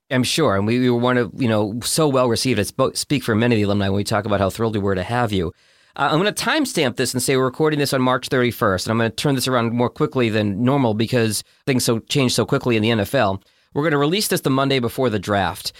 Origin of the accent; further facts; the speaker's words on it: Boston, Massachusetts, United States; I grew up in Boston